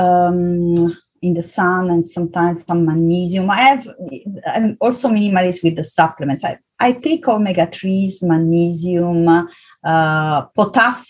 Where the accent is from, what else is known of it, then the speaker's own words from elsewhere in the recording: Southern Italy, Italy; moved away as an adult; also born or lived in Vienna, Austria; I was born and raised in South Italy